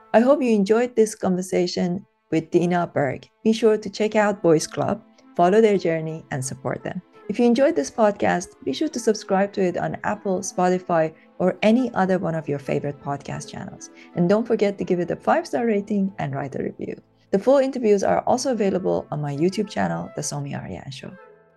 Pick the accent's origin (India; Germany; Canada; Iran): Iran; moved away as an adult; now in United Kingdom; I was born and brought up in Iran. So I came to the U K when I was twenty-three